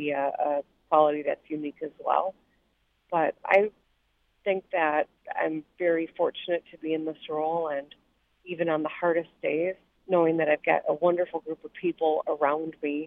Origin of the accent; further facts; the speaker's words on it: Grand Rapids, Michigan, United States; I grew up in Grand Rapids, and we had our eighth grade trip to the state Capitol